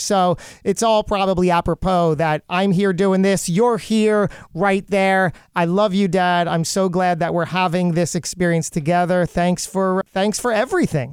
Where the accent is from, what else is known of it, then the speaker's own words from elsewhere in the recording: Lakewood, New Jersey, United States; I grew up in Lakewood, New Jersey